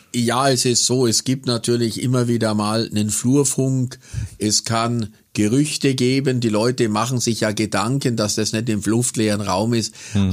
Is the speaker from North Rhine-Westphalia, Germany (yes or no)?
no; Kaufering, Bavaria, Germany; born or raised there; also born or lived in Buchloe; now in Augsburg, Germany